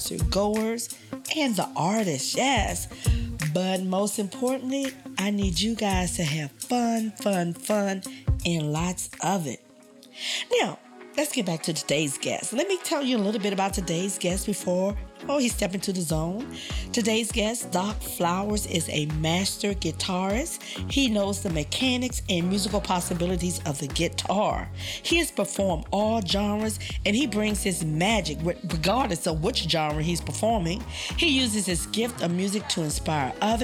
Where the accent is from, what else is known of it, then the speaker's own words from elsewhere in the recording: Washington, District of Columbia, United States; we both are native Washingtonians